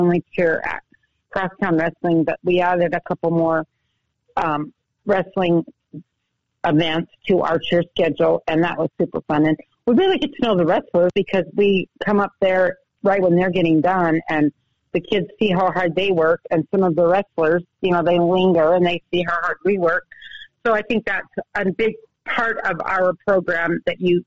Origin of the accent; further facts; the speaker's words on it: Southern Utah, United States; moved away as an adult; also born or lived in Montana; I grew up in Southern Utah, and I had all of my grandparents within three blocks my whole growing up